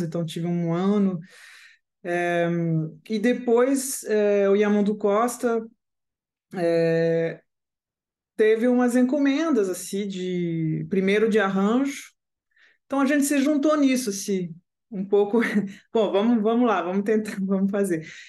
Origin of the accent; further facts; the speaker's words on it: Paris, Île-de-France, France; Portuguese is a second language; moved away; also born or lived in Caracas, Venezuela / Strasbourg, France; eu sou francesa, digamos assim. Eu nasci na Venezuela, mas cresci na França